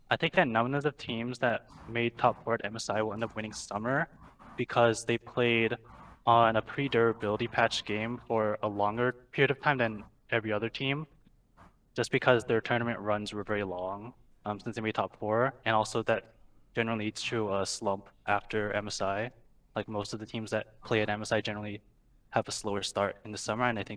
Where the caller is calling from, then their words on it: California, United States; Uh, Orange County.